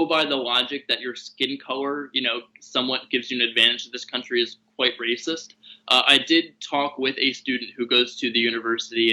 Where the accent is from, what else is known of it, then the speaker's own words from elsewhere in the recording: Philadelphia, Pennsylvania, United States; also born or lived in Pittsburgh; I'm from Philly